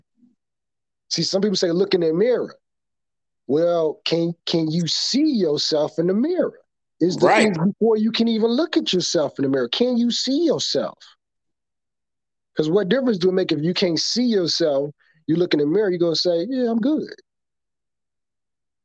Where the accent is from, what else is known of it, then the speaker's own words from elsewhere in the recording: Chicago, Illinois, United States; I was from the South Side streets of Chicago, grew up in the projects